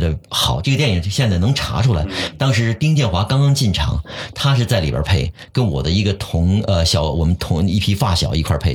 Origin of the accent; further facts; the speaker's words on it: Shanghai, China; accent: Shanghai accent; 因为我是上海人，大家可能嗯。能听出我的上海口音啊